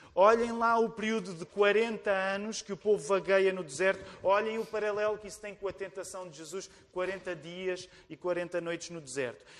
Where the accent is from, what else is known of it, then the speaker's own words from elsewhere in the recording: Portugal; nós que somos portugueses também